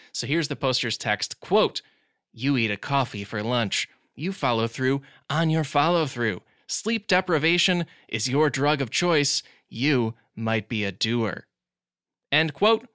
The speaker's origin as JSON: {"language": "English", "town": "Glen Ellyn", "region": "Illinois", "country": "United States", "tie": "born or raised there", "said": "I hail from Glen Ellen, Illinois. It is outside of Chicago. That was sort of my center of the world in terms of comedy, especially growing up."}